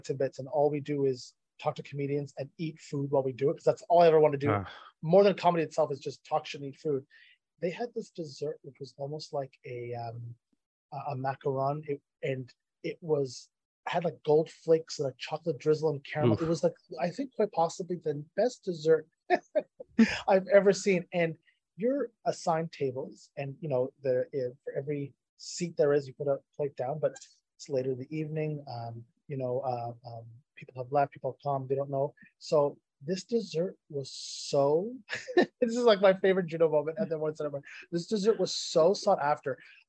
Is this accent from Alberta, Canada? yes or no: no; Ottawa, Ontario, Canada; And I'm from Ottawa, so I by default hate every Toronto right. team.